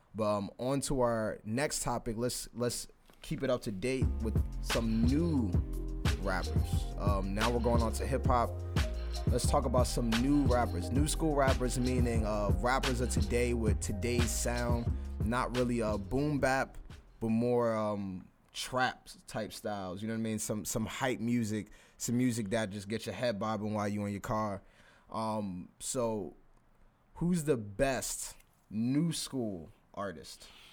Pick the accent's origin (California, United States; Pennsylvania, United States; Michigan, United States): Pennsylvania, United States; Philadelphia; I'm from Philly